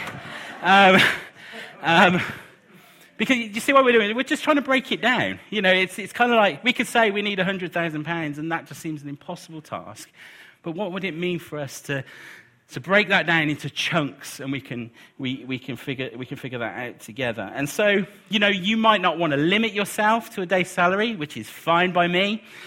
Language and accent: English; United Kingdom; we're British